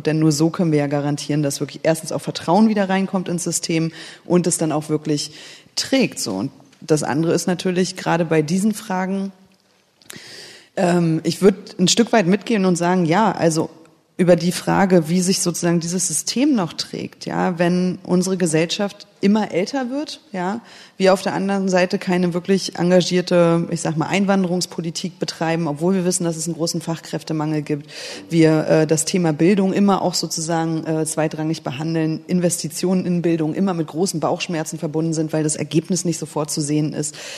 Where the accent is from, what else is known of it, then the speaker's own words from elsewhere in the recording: Berlin, Germany; also born or lived in Kiel; ich bin in der DDR geboren, ähm, aufgewachsen kann man ja nicht mehr sagen, also ne, 84 äh, geboren. Das heißt, ich habe vor allen Dingen die Zeit, äh, die sehr politische Zeit in Ostberlin, ja, ich habe in Lichtenberg gewohnt